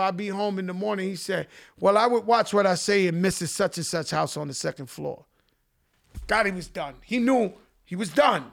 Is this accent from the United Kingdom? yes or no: no; New York City, New York, United States; I was so blessed growing up in the Bronx